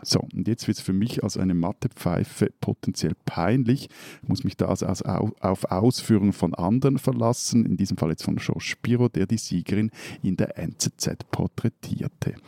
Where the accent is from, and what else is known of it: Switzerland